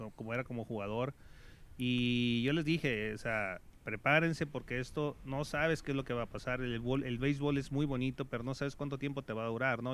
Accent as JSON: {"language": "Spanish", "town": "Mazatlán", "region": "Sinaloa", "country": "Mexico", "tie": "born or raised there", "said": "yo soy originario de Mazatlán"}